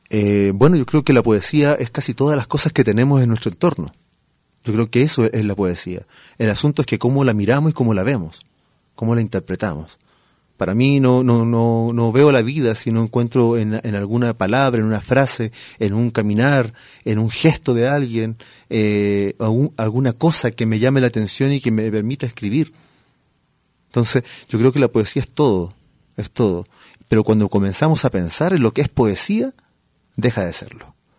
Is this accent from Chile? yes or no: yes; Chile; moved away as an adult; now in Guadalajara, Mexico; yo vengo del desierto de Atacama, eh, en Chile